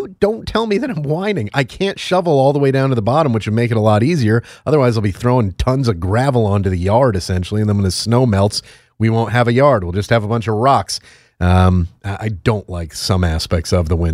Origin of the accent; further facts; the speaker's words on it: the Northeast, New England, United States; Being from the Northeast